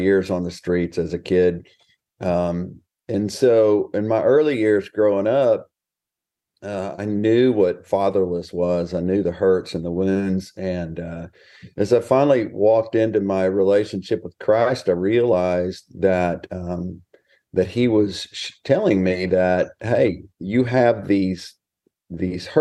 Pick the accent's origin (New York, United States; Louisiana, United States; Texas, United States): Texas, United States; also born or lived in Houston, Texas / Smithville, Texas; Born and raised in Texas, and just living life large out here in small town America